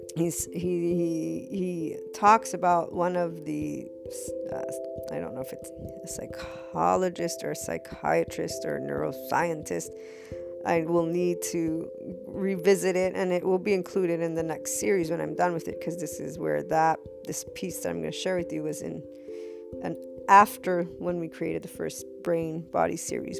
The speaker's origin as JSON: {"language": "English", "country": "United States", "tie": "born or raised there", "also_born_or_lived": "Naples, Italy", "said": "when I was growing up as an American, for I'm bicultural"}